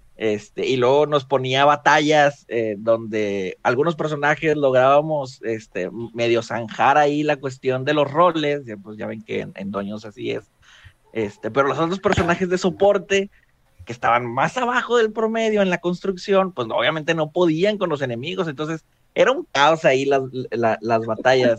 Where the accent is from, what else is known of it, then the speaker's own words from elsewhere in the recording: Mexico; tengo 29 años. Soy de México.